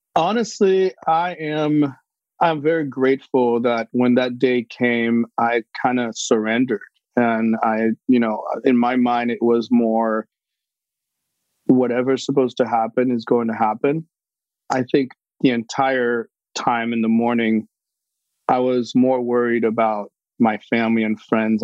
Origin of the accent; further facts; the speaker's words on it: Haiti; moved away; I was born in Haiti